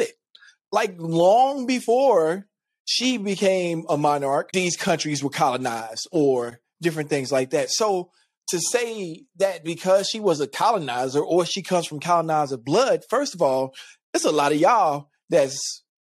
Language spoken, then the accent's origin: English; United States; I'm American